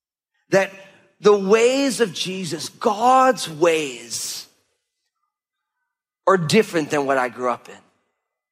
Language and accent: English; New Jersey, United States; We grew up in New Jersey, but the reason we grew up in New Jersey was because when my parents started having kids